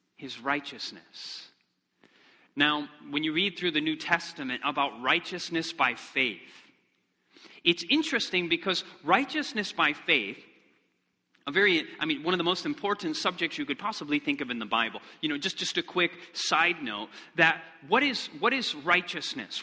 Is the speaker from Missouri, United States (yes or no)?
no; Michigan, United States; moved away; I'm originally from Michigan, and we wanted to go back